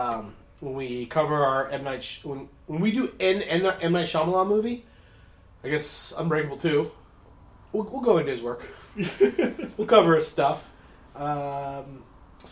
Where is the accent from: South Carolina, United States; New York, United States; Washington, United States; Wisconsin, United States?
Washington, United States; Spokane